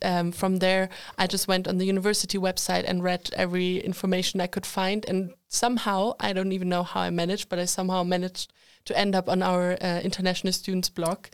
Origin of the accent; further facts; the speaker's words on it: Germany; moved away as an adult; now in Sweden; I'm, uh, from Germany